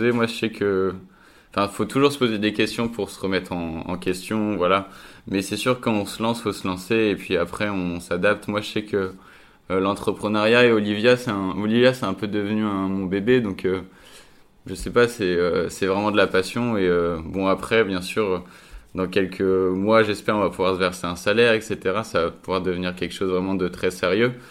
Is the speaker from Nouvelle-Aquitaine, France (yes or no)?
no; Reims, Grand Est, France; now in Lille, France; je suis originaire de Reims et je suis arrivé à Lille il y a 3 ans euh, pour mes études.